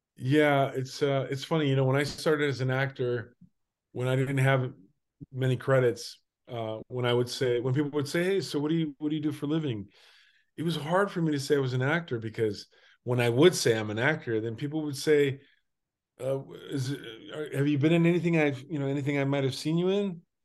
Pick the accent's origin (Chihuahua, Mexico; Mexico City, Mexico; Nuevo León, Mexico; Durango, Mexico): Durango, Mexico; I'm Mexican. I was born in Durango, Durango in nineteen seventy